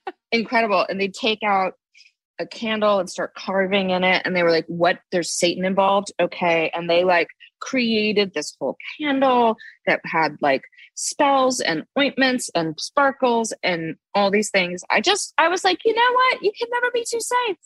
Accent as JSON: {"language": "English", "town": "Los Angeles", "region": "California", "country": "United States", "tie": "born or raised there", "moved": "yes", "lives_now": "New York, United States", "said": "I grew up in Los Angeles"}